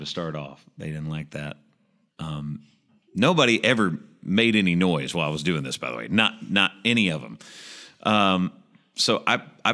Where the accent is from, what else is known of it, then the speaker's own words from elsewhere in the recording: Murfreesboro, Tennessee, United States; I'm from Murfreesboro, Tennessee